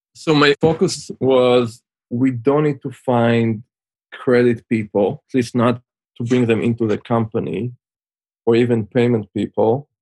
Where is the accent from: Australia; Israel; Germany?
Israel; moved away as an adult; also born or lived in Switzerland; now in United States; as you can tell by my accent, I'm originally from Israel. Spent most of my childhood there, although I spent some time in Switzerland in a boarding school. And then in 2004, moved to the US